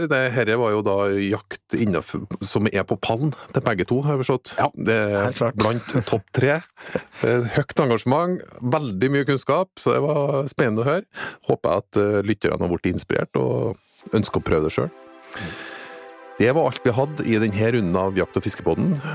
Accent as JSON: {"language": "Norwegian", "region": "Trøndelag", "country": "Norway", "said": "kommer jeg fra Trøndelag, det er de største tiurene, men også lenger ned."}